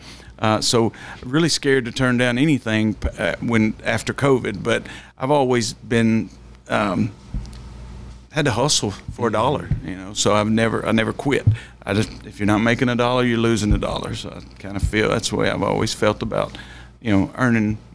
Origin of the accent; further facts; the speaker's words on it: Nashville, Tennessee, United States; I grew up in East Nashville in projects my whole life.